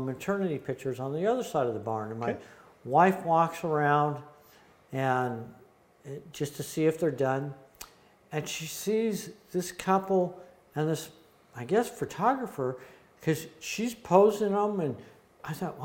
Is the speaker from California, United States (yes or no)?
yes; Los Angeles, California, United States; also born or lived in Ventura, California / Malibu, California / Van Nuys, California; My dad died when I was 10. We moved from Ventura to the San Fernando Valley